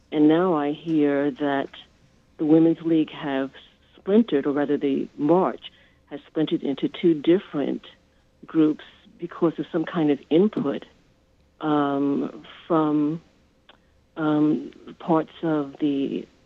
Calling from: Brooklyn, New York, United States

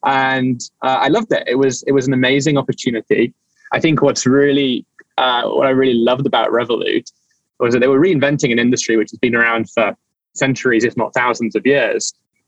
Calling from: New York City, New York, United States; I'm calling in from New York City.

